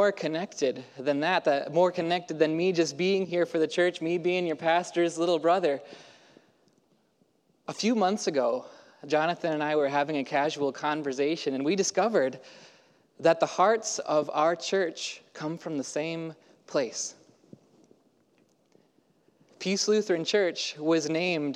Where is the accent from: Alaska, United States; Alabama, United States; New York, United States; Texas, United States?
Texas, United States; Houston; now in Portland, United States; I grew up in Houston, Texas, and so the y'all is in my blood, but I don't get to use it too much in Portland